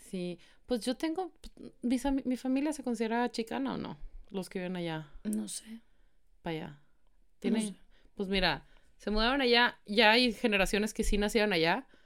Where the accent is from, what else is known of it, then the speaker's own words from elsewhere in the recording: Mexico; por más mexicanos que somos, o sea, sí somos mexicanos